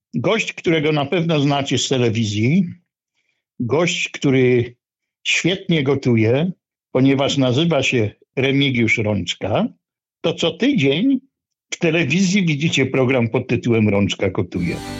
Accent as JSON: {"language": "Polish", "town": "Olsztyn", "region": "Warmian-Masurian Voivodeship", "country": "Poland", "tie": "born or raised there", "also_born_or_lived": "Katowice", "moved": "yes", "said": "Ja się urodziłem w Olsztynie, ale uwielbiam Śląską y, gwarę. Mieszkałem trochę w Katowicach"}